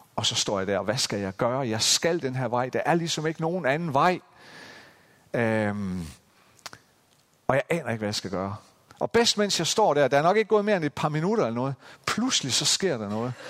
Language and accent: Danish; Central Jutland, Central Denmark Region, Denmark; den her lille bitte landsby i Midtjylland, hvor jeg voksede op